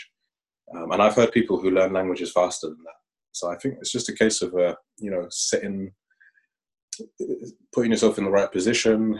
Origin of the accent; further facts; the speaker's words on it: London, United Kingdom; moved away as an adult; now in Aarhus, Denmark; I come from London